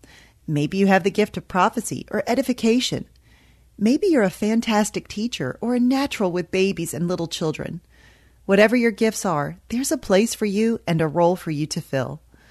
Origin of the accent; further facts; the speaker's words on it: the Bible Belt, United States; Growing up in the Bible Belt in the 80s and 90s, church membership was a big deal.